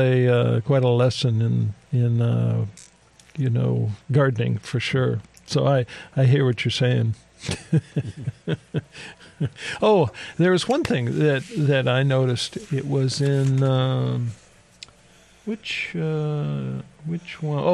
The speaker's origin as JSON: {"language": "English", "region": "Ohio", "country": "United States", "tie": "born or raised there", "moved": "yes", "said": "Where I grew up in Ohio, right on the border of Pennsylvania"}